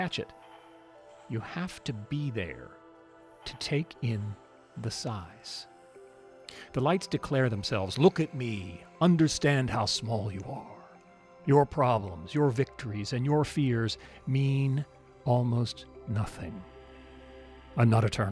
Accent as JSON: {"language": "English", "region": "Alaska", "country": "United States", "tie": "born or raised there", "said": "I grew up in Alaska"}